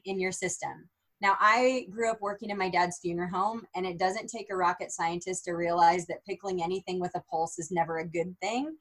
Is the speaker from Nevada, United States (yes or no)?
no; Minden, Nebraska, United States; I was born and raised in Minden, Nebraska, small town girl